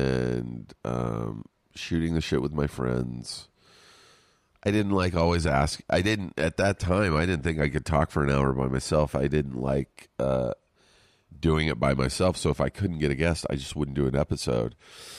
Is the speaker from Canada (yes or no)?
yes; Canada; I had seen it earlier on Instagram, and as a Canadian, it was so weird.